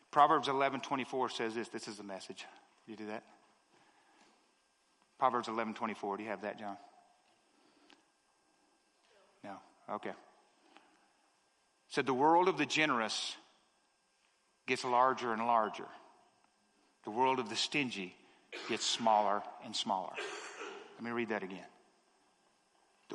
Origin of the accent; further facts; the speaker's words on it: the South, United States; I'm from the South